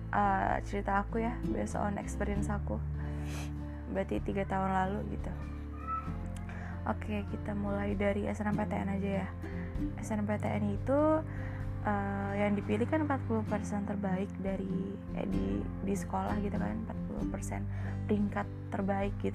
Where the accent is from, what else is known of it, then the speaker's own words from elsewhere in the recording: Pekalongan, Central Java, Indonesia; Undip kan di Semarang jadi dekat sama kota aku